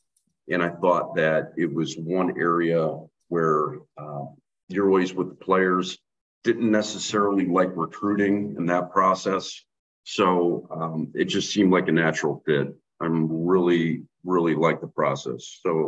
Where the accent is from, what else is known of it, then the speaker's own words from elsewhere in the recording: Northeast Ohio, United States; moved away; So I'm from Northeast Ohio.